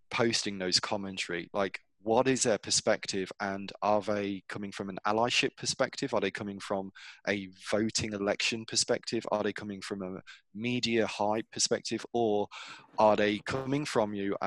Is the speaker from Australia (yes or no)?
no; England, United Kingdom; moved away as an adult; now in United States; I grew up in England, so I know what it feels like or what it should feel like to be English or British